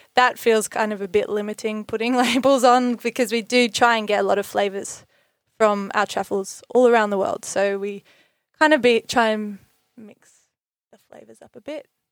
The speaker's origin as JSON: {"language": "English", "town": "Bellingen", "region": "New South Wales", "country": "Australia", "tie": "born or raised there", "said": "we're both born and raised in Bellingen, so very much, uh, Bellows, our hometown"}